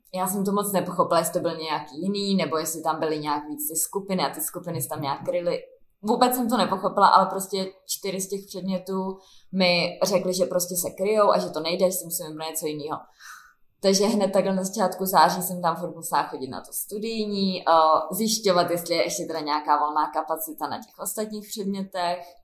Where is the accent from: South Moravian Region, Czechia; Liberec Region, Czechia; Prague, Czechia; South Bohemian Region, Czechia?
Prague, Czechia; U nás v Praze